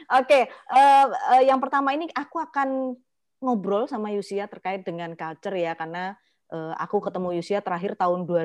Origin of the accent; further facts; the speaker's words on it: Surabaya, East Java, Indonesia; aku lahir dan besar di Surabaya, membesarkan anak di sini sampai dia segede itu